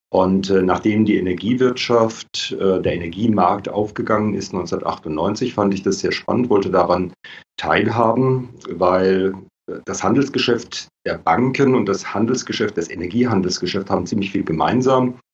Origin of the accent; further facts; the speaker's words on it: Baden-Württemberg, Germany; ähm, komme aus der Nähe von Karlsruhe, lebe auch dort wieder.